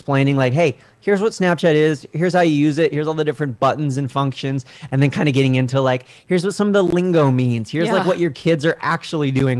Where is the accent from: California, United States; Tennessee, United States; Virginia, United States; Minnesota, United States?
California, United States; Southern; moved away as an adult; also born or lived in Washington, D.C.; And I'm from Southern California